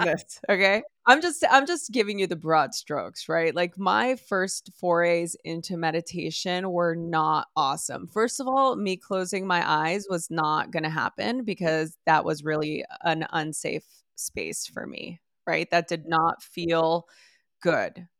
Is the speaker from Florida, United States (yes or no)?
no; Los Angeles, California, United States; born or raised there